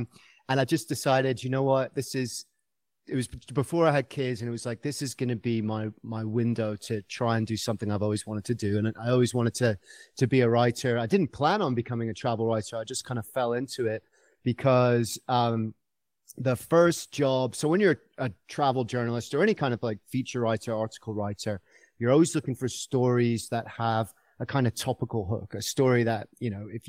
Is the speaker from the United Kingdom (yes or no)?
yes; United Kingdom; accent: mid-Atlantic; now in Colorado, United States; And I'm coming from Colorado via the UK, which is why I've got this kind of weird mid-Atlantic accent. I've lived here for a long time, so you've stolen a few of my vowels. But originally, I'm from the UK.